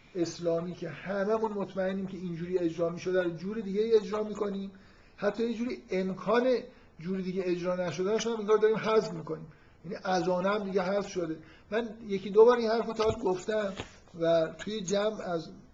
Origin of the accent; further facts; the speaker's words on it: Iran; در ایران که ما متولد شدیم